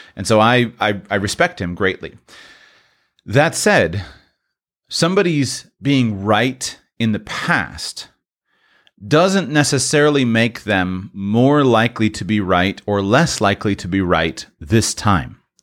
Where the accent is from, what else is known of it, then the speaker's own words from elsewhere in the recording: Florida, United States; Broadcasting now from the beautiful Sunshine State, state of Florida. This is my home state in these United States